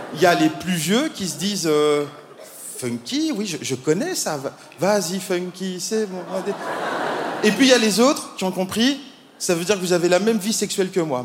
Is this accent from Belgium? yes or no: yes; Belgium; moi, je viens de Belgique.